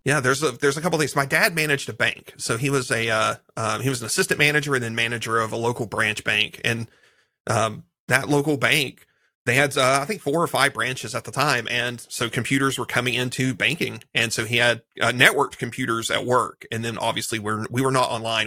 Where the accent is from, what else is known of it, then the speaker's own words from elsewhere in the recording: Eastern Kentucky, United States; now in Graham, United States; I'm in the, from the South. I was from Eastern Kentucky, middle of nowhere